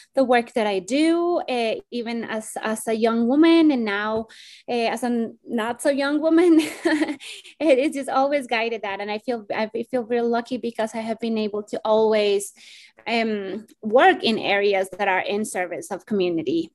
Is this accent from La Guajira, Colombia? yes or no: no; Bogotá, Colombia; now in United States; I am originally from Bogota, Colombia. And uh, I migrated to the US in 2001